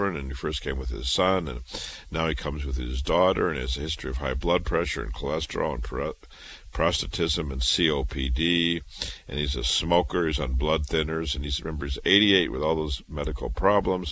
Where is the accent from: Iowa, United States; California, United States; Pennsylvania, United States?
Iowa, United States; moved away as an adult; also born or lived in Chicago / Boston; I was born in Iowa, raised in Iowa